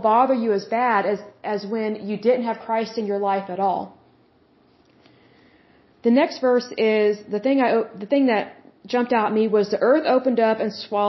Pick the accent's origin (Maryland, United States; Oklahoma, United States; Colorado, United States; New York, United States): Oklahoma, United States; I'm from Oklahoma